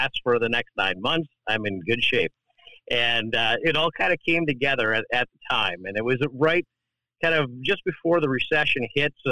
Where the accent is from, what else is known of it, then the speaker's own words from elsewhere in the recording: Wisconsin, United States; I'm from Wisconsin